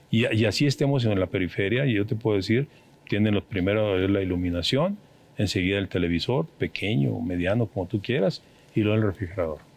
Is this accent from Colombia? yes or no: no; Mexico; Los que vamos a perder son los mexicanos, somos los mexicanos.